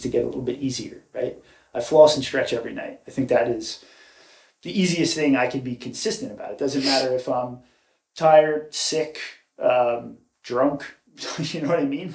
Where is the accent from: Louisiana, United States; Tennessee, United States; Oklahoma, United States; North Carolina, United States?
North Carolina, United States; Raleigh; also born or lived in New York; born and raised in New York, moved to North Carolina by 11. Uh, that's really my home is North Carolina. I love it there. Um, grew up sort of in the Cary Raleigh area